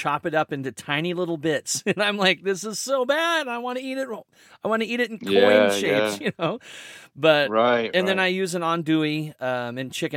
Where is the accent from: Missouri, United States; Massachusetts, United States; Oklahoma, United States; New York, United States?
Missouri, United States; also born or lived in Colorado; now in Medford, United States; I'm from Missouri